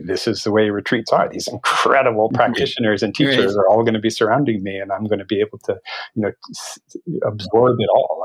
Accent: Vermont, United States; I grew up in Vermont

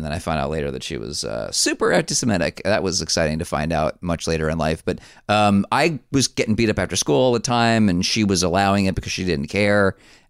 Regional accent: New Jersey, United States; I grew up in New Jersey, take a drink, in 1987.

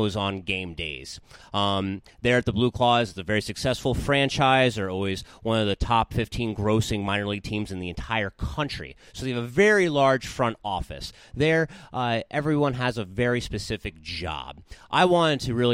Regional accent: Southern New Jersey, United States; moved away as an adult; now in San Bernardino, United States; growing up in Southern New Jersey

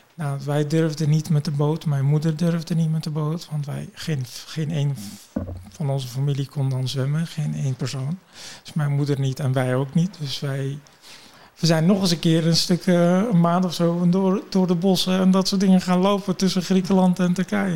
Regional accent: Kurdistan Region, Iraq; now in Netherlands; ik ben natuurlijk geboren in Irak, in het noorden van Irak, Koerdistan. Ik ben Koerdisch.

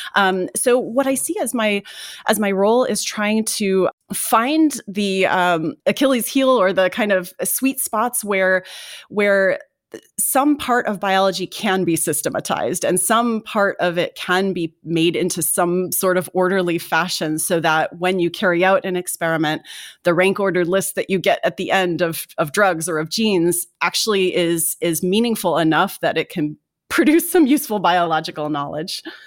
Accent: Indiana, United States; I grew up in Indiana

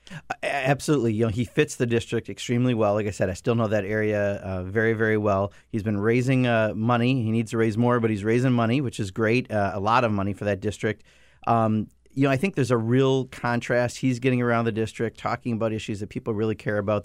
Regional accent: Kenosha, Wisconsin, United States; that's my hometown in that district, Kenosha

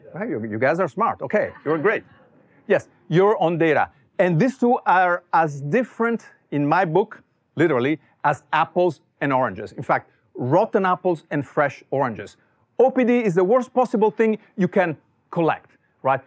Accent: Italy; English is a second language; moved away as an adult; also born or lived in Silicon Valley; now in United States; as you can tell from my accent, I was not born here. I was born in Italy

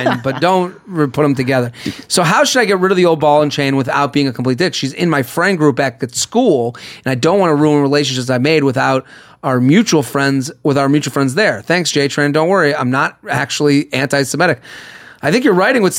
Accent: outside of Boston, Massachusetts, United States; I'm from outside of Boston.

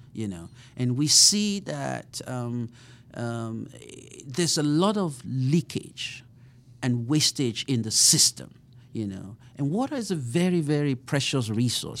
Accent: Nigeria; moved away as an adult; also born or lived in Colorado / Sioux Falls, South Dakota; now in Kansas City, United States; I grew up in Nigeria

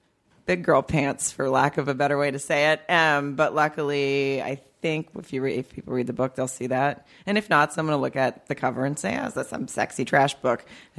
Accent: the South, United States; I'm from the South.

